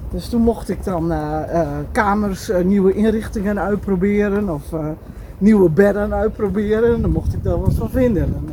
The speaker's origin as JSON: {"language": "Dutch", "region": "Groningen", "country": "Netherlands", "accent": "Groningen", "said": "En ik woon, zoals je misschien wel aan mijn accent kunt horen, in eh, Groningen, in Zuidhorn."}